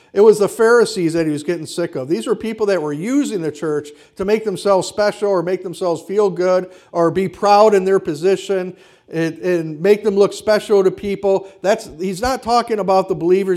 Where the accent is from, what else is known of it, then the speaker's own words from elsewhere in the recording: Kenosha, Wisconsin, United States; I mean, I grew up in Wisconsin. And we didn't see a lot of overt racism, at least in Kenosha where I grew up.